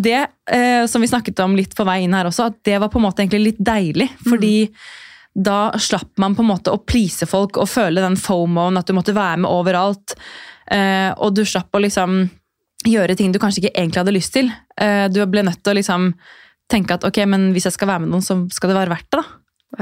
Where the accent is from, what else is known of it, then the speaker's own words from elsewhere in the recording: Drammen, Buskerud, Norway; moved away as an adult; now in Oslo, Norway; Jeg er fra Drammen eh, og har bodd i Oslo snart i ti år.